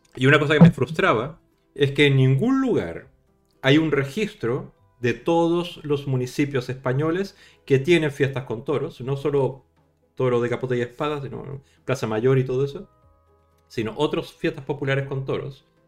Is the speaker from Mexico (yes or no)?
no; Chile; accent: latino; now in Spain; Chile, en mi país